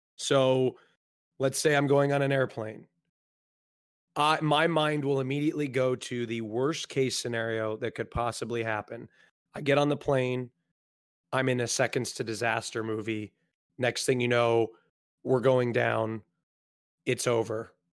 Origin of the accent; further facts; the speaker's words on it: Oregon, United States; I grew up, um, in, I don't, I, I don't, the geographical stuff is, like, irrelevant, but on the West Coast, Oregon